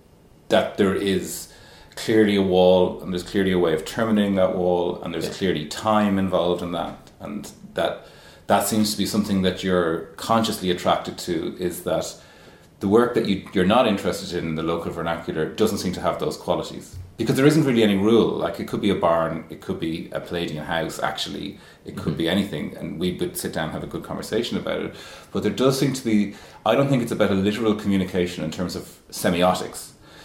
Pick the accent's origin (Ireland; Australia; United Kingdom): Ireland; No, you're not a foreigner. Well, you're as Irish as I am.